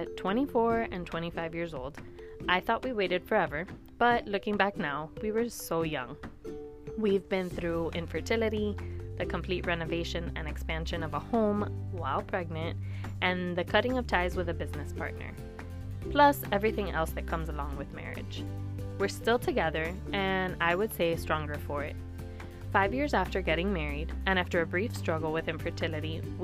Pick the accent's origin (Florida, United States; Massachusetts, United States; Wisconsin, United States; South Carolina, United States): Florida, United States; Miami; I, too, was born and raised in Miami, and I've never lived anywhere else